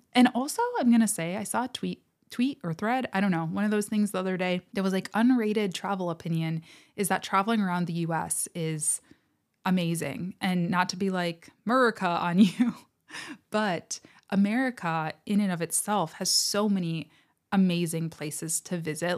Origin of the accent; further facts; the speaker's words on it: United States; I am American, do live on the American continent